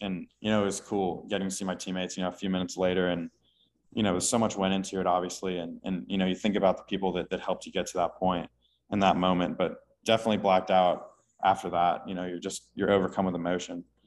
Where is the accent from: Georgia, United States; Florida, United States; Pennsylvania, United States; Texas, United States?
Texas, United States; Houston; now in Austin, United States; I grew up in Houston